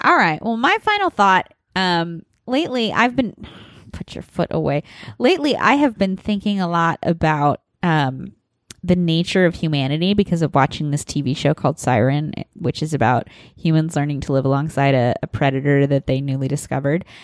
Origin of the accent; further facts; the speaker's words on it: Nebraska, United States; moved away; I'm from Nebraska